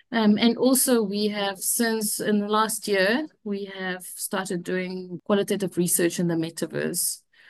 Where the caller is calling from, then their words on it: Cape Town, Western Cape, South Africa; I'm calling from Cape Town, South Africa.